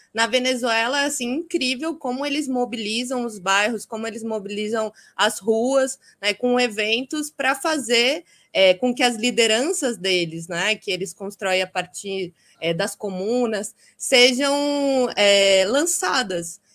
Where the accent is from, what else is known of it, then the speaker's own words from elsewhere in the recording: Itapetininga, São Paulo, Brazil; Eu sou de Itapetininga, interior de São Paulo